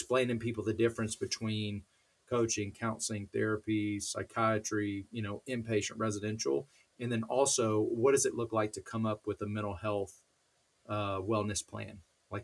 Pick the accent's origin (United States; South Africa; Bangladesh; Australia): United States; College Station, Texas; I grew up down in Texas, a place called College Station where Texas A&M is